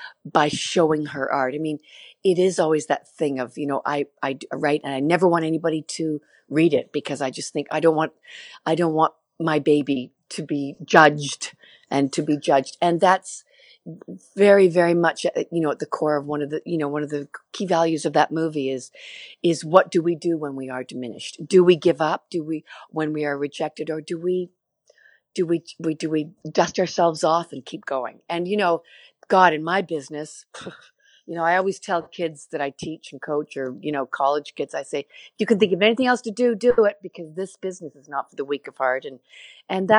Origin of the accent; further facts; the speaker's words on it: Canada; that feeling of being Canadian